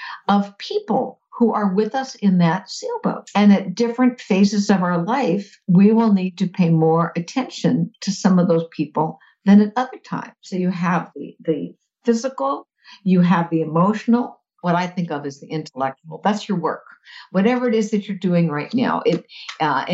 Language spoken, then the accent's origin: English; Fort Lauderdale, Florida, United States; as a kid, I grew up in South Florida, in Fort Lauderdale.